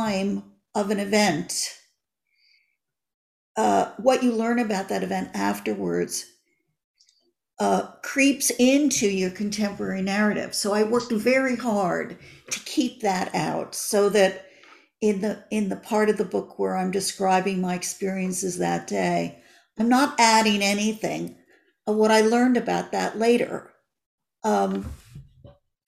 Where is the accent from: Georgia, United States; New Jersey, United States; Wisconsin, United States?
New Jersey, United States; Glen Rock; moved away as an adult; also born or lived in Paterson, New Jersey / New York City; now in Los Angeles, United States; Glen Rock will always be my hometown.